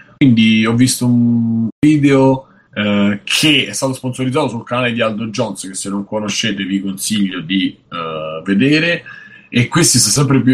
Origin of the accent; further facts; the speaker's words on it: Rome, Lazio, Italy; Da romano